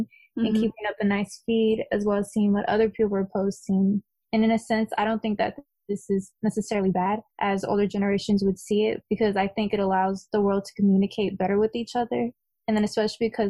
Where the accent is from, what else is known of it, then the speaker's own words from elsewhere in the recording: Bay Area, California, United States; we grew up in the Bay Area